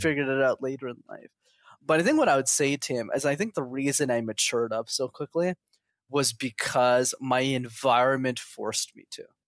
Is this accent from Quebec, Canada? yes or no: yes; Quebec, Canada; first language English; I was born in Canada